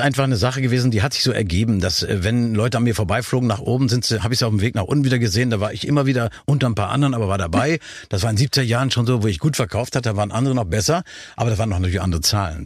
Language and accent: German; Nordhorn, Lower Saxony, Germany; now in Berlin, Germany; Nordhorn werde ich natürlich nie leugnen, meine Heimat, meine Klar. Geburtsstadt.